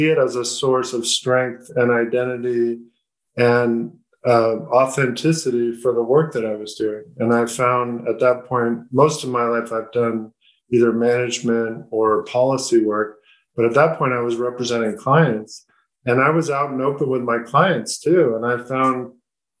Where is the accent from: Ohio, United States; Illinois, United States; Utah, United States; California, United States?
California, United States; Southern; I grew up in Southern California, went to law school in Northern California